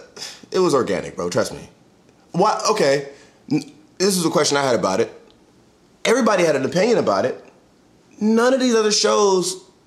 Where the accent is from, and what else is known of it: Charlotte, North Carolina, United States; born or raised there; also born or lived in Florida